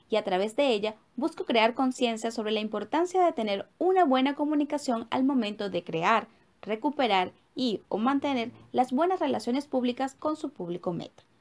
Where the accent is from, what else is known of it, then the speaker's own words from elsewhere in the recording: Venezuela; moved away; Soy una migrante venezolana, madre, hija, esposa, soñadora y emprendedora